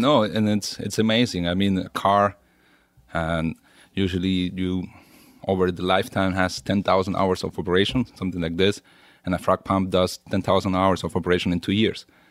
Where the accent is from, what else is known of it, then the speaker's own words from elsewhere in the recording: Venezuela; moved away as an adult; also born or lived in Germany; now in Stuttgart, Germany; I grew up in Venezuela, and been in Germany my last fifteen years